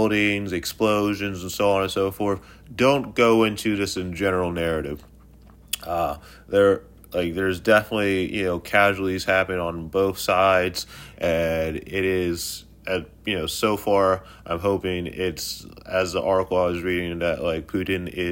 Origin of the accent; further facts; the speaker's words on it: United States; as the American people